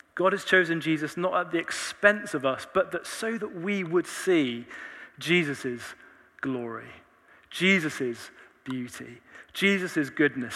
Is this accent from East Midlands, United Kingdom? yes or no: yes; Leicester, East Midlands, United Kingdom; moved away as an adult; now in Oxford, United Kingdom; I was born in Leicester